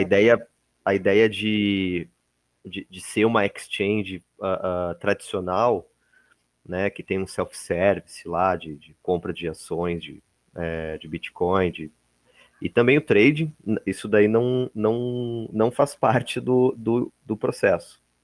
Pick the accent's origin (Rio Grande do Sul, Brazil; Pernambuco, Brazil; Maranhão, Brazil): Rio Grande do Sul, Brazil; Porto Alegre; eu sou de Porto Alegre, Rio Grande do Sul